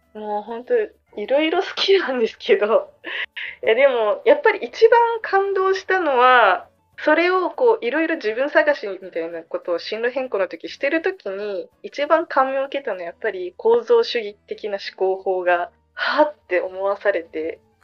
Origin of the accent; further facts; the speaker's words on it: Okinawa, Japan; moved away; 両親が沖縄出身 じゃないんだけどでもその沖縄で育って県外の人ってずっと沖縄で言われて育ってきた